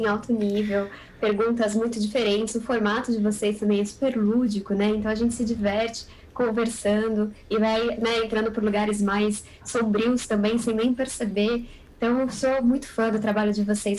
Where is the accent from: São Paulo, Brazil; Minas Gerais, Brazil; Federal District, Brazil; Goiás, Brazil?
São Paulo, Brazil; Tem muito de São Paulo, porque é a cidade onde eu nasci e a cidade onde eu moro